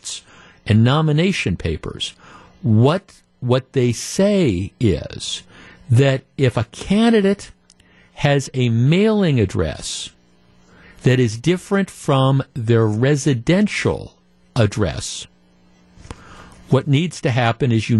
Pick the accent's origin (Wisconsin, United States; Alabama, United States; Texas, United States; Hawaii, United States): Wisconsin, United States; Glendale; I grew up in Glendale, Wisconsin